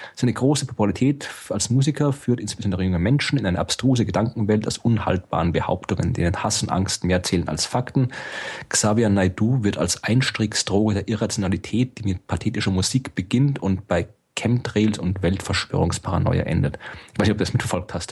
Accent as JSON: {"language": "German", "country": "Austria", "said": "ich bin Österreicher"}